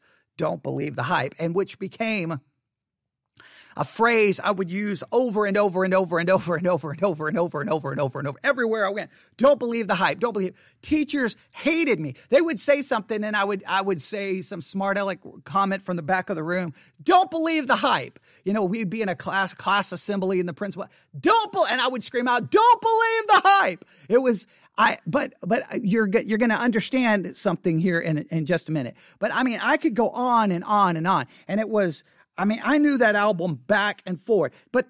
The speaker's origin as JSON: {"language": "English", "town": "Abilene", "region": "Texas", "country": "United States", "tie": "born or raised there", "also_born_or_lived": "Buffalo Gap, Texas", "said": "I was growing up in Abilene, Texas. I was growing up, I mean, well, actually, to be honest, in 1988, I wasn't even living in Abilene, Texas. I was living in Buffalo Gap, Texas. Yeah, Buffalo Gap, Texas. Population 269 people in Buffalo Gap."}